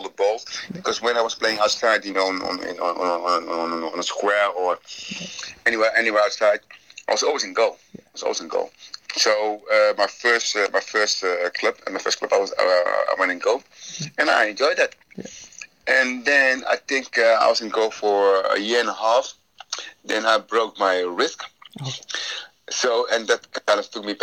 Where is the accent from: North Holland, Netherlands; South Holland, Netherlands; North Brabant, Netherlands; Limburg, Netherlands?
South Holland, Netherlands; Rotterdam; moved away as an adult; also born or lived in United Kingdom; I'm back home in my hometown, Rotterdam.